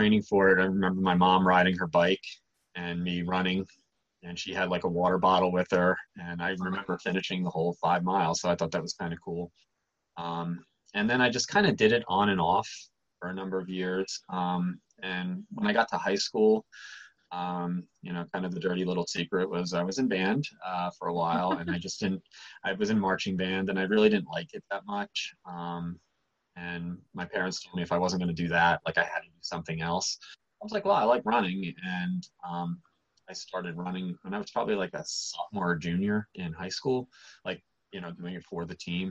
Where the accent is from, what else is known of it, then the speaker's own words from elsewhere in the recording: Easton, Pennsylvania, United States; also born or lived in Mount Vernon, New York; My parents moved to Easton when I was like, two and a half